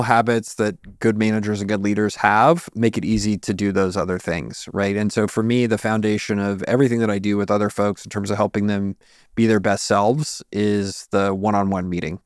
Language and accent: English; San Antonio, Texas, United States; I'm from San Antonio